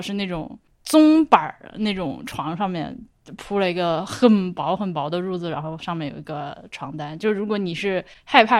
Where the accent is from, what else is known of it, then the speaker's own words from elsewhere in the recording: Laohekou, Hubei, China; 我我家对我家小时候就老河口，我们家小时候也是个土坯房子嘛。